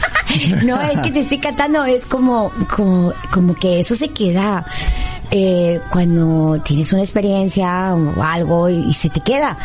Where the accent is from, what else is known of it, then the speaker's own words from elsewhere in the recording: Monterrey, Nuevo León, Mexico; yo soy de Monterrey